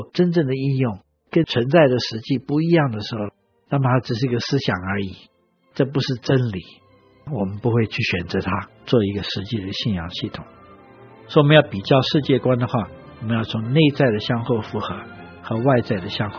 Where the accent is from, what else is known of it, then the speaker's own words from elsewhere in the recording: China; 我们中国人的这个算盘是比较接近。